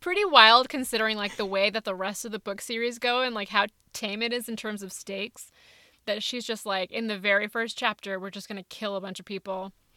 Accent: California, United States; I'm Indian and from California

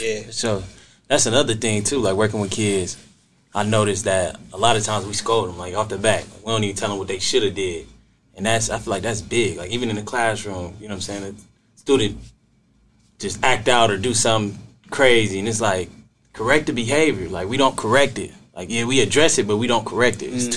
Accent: Canton, Ohio, United States; program director from Canton, Ohio. Born and raised

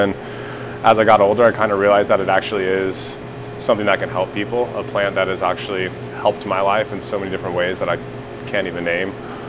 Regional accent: Colorado, United States; moved away as an adult; now in Oklahoma, United States; I've been working with Oklahoma Medicine since the start. I'm originally from Colorado. I've been here for just over a year now.

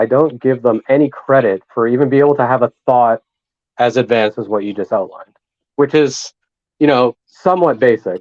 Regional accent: Canada; I'm Canadian

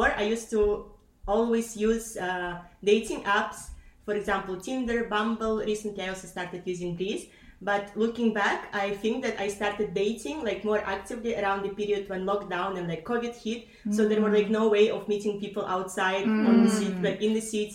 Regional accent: Kazakhstan; also born or lived in Barcelona, Spain; now in Amsterdam, Netherlands; I moved to Amsterdam 2 years ago from Barcelona. But originally I am from Kazakhstan.

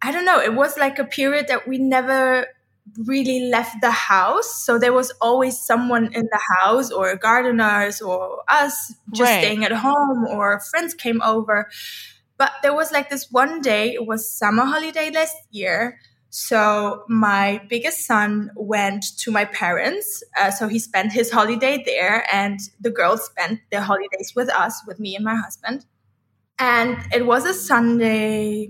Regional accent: Amsterdam, North Holland, Netherlands; moved away as an adult; also born or lived in Ibiza, Spain; now in Thailand; we are all born and raised in Amsterdam City, Netherlands

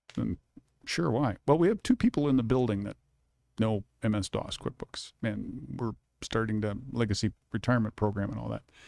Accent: Kalamazoo, Michigan, United States; moved away as an adult; also born or lived in Detroit, Michigan / Tempe, Arizona; now in Arizona, United States; moved back to Kalamazoo and, uh, was raised there almost all my life

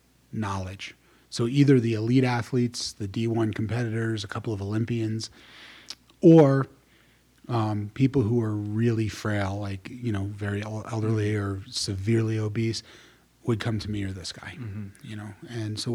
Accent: New Jersey, United States; I was born and raised in New Jersey, grew up in the 80s

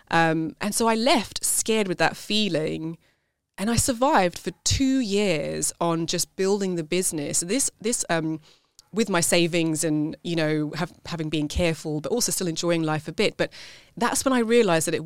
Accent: South Africa; now in United Kingdom; I was have the passport, but nobody sees me as South African you know, it's the same here in the UK

